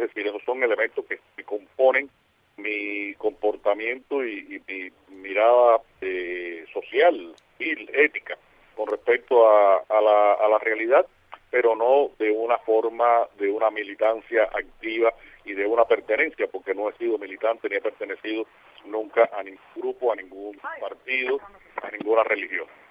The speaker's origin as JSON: {"language": "Spanish", "region": "Havana", "country": "Cuba", "tie": "born or raised there", "accent": "Havana Spanish norm", "said": "el lugar donde yo nací, donde vivo"}